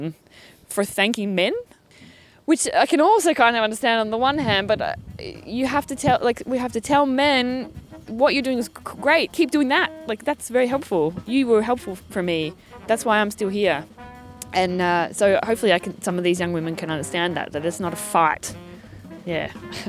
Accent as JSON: {"language": "English", "country": "Australia", "accent": "Australian", "said": "my accent has become a lot more... Oh, when I talk to other Australians, it comes out a bit more, but and it's become a little bit milder."}